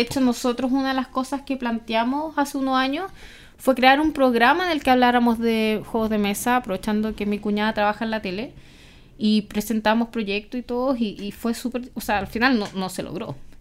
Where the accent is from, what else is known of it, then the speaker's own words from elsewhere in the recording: Chile; de Chile